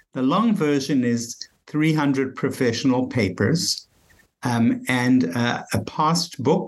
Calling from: Bethesda, Maryland, United States; Just outside of Washington, D.C., Bethesda, Maryland.

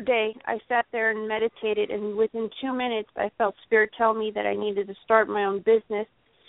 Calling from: Kansas, United States; I'm calling from Kansas, and my birthday is March 16th.

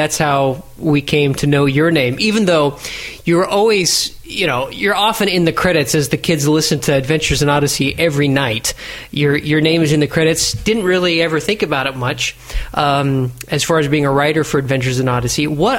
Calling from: Italy; Well, since I am Skyping from Italy and live in Italy, I have a very high appreciation for this strong coffee

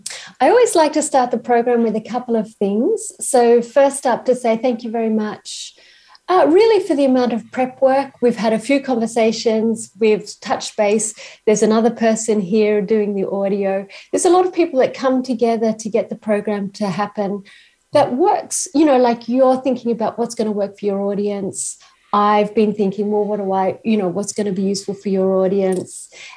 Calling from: Queensland, Australia; I'm calling from Australia, from Queensland, and I'm in an Aboriginal country, First Nations country called Gubbi Gubbi Country.

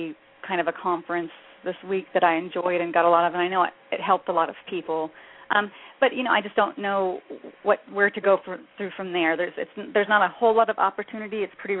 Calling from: New Mexico, United States; I'm calling from New Mexico.

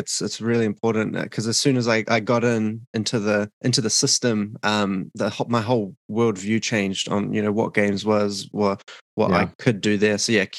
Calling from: Auckland, New Zealand; I'm calling in from Auckland, New Zealand, in the south, southern hemisphere.

